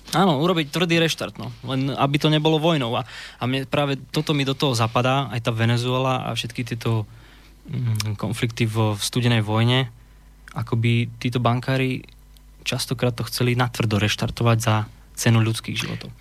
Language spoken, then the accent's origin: Slovak; Slovakia; moved away as an adult; now in England; teraz mám 27 rokov, odišiel som zo Slovenska, keď som mal 18